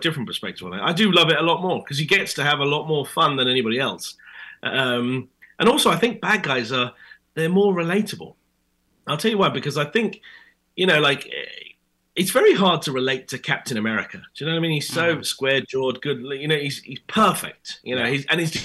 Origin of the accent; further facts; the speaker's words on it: United Kingdom; accent: British; my British accent